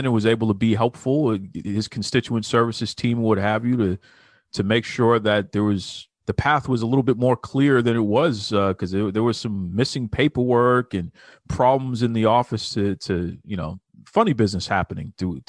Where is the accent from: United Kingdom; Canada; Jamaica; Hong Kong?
Jamaica; And I know growing up in Jamaica, people from all over the world live in Jamaica.